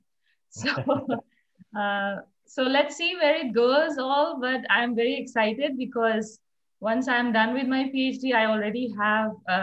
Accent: India; I'm from India

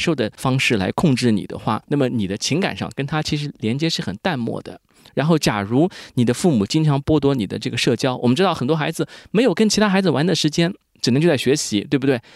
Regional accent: rural Jiangsu, China; 我从小是在一个可以说中国传统的一个乡土社会长大的，就是一个中国农村嘛，江苏农村。我们知道费孝通的《乡土中国》其实写的就是我们那一大片的那个地方

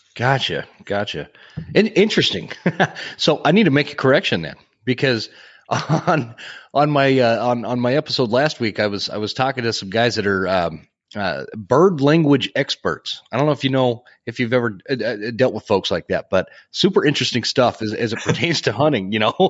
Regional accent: Utah, United States; I grew up in Utah where it's, it's, there's only mule deer

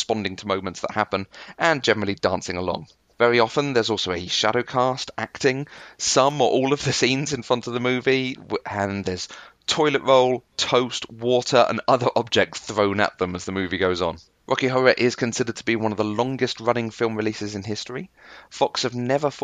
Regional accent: United Kingdom; I'm very British

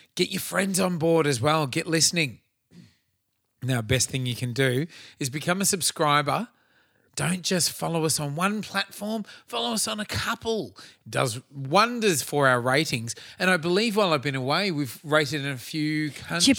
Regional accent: Australia; as an Aussie kid

